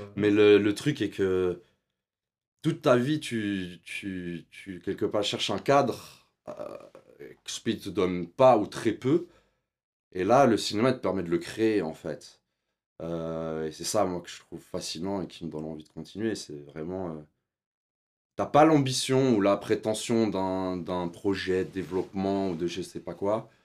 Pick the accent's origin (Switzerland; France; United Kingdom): Switzerland; J'ai grandi en Suisse. On y allait euh, chaque année en Algérie pour les vacances voir la famille